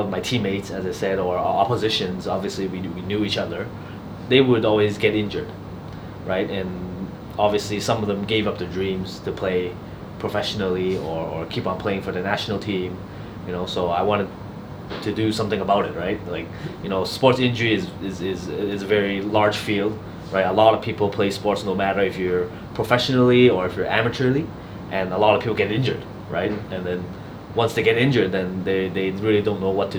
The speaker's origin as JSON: {"language": "English", "country": "Canada", "tie": "born or raised there", "also_born_or_lived": "Australia", "moved": "yes", "said": "I grew up in Canada"}